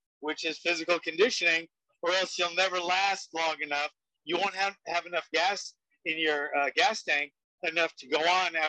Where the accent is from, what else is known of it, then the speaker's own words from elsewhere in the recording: Honolulu, Hawaii, United States; I grew up in the Kaju Kempo world in Honolulu, Hawaii